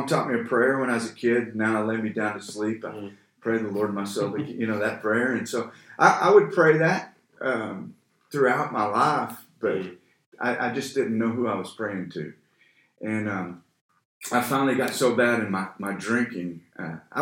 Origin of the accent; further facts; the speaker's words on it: Oklahoma, United States; moved away as an adult; also born or lived in California; now in Texas, United States; I grew up in Oklahoma.